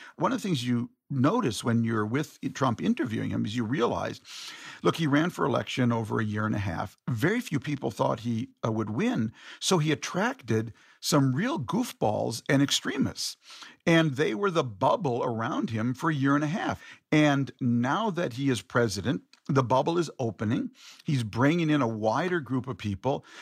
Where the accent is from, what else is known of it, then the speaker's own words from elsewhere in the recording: Minneapolis, Minnesota, United States; my hometown of Minneapolis